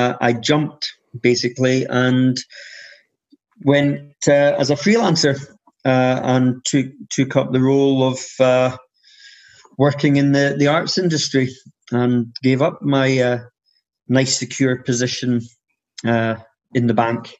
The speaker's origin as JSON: {"language": "English", "area": "Edinburgh area", "region": "Scotland", "country": "United Kingdom", "tie": "born or raised there", "moved": "yes", "said": "Our music department was very well known around the Edinburgh area. In case you hadn't realised, I am Scottish"}